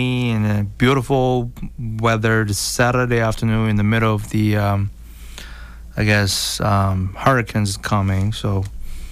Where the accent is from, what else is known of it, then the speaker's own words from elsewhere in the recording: China; now in United States; I come from China originally